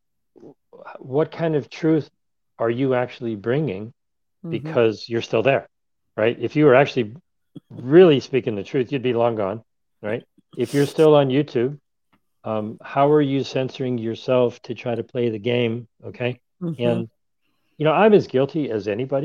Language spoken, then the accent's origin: English; Ohio, United States; I grew up in Ohio